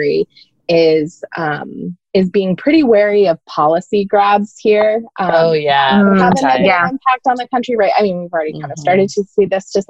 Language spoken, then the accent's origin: English; Maine, United States; moved away as an adult; also born or lived in New Orleans; I grew up in Maine, so very, very into the environment here